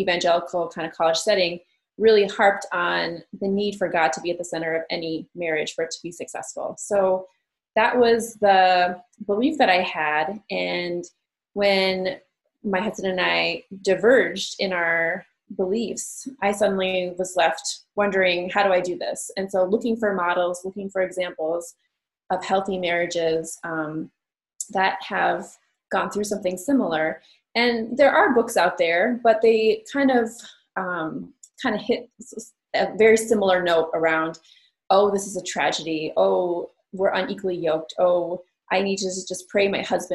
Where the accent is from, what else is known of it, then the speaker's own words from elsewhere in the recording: Minneapolis, Minnesota, United States; I'm a writer from Minneapolis, Minnesota.